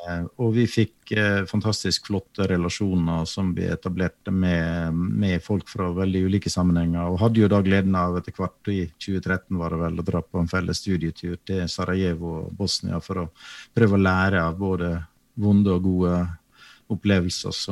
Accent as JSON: {"language": "Norwegian", "region": "Western Norway", "country": "Norway", "said": "Jeg er jo vestlending sjøl"}